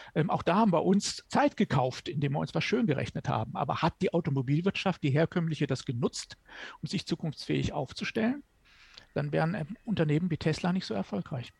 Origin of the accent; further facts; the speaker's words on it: Germany; bei uns in Deutschland